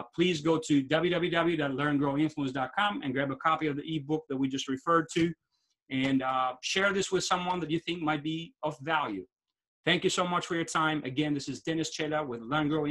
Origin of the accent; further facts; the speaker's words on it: Albania; moved away; I'm from Albania originally